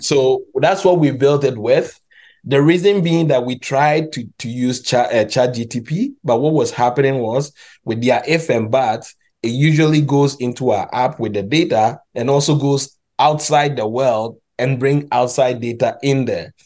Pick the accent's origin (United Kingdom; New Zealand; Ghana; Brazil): Ghana; moved away; also born or lived in Montreal, Canada; I'm actually Ghanaian